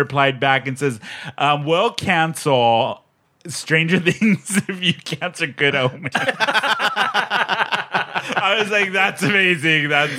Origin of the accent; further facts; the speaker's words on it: San Diego, California, United States; I grew up in San Diego, as you did too.